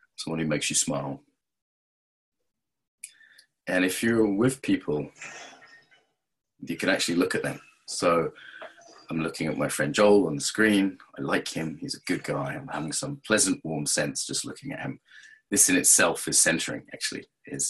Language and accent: English; England, United Kingdom; I'm English